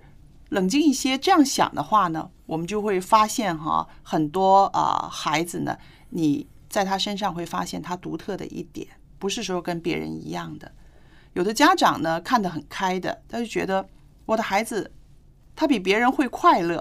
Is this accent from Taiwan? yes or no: no; China; 我们中国人